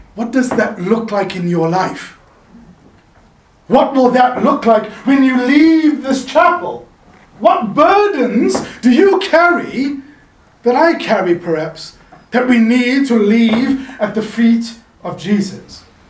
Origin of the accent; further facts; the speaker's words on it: South Africa; now in Laguna Beach, United States; I'm originally from South Africa. Now I'm winning neighbors for God on, on Pacific Coast Highway in Laguna Beach